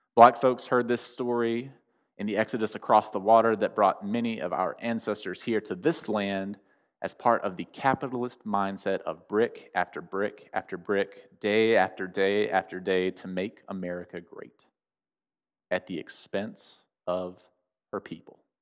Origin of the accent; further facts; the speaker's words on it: United States; me as an American